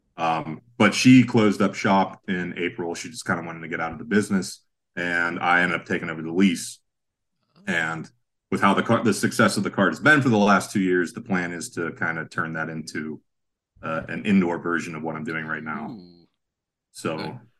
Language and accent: English; Sharon, Pennsylvania, United States; now in Pittsburgh, United States; I'm from Sharon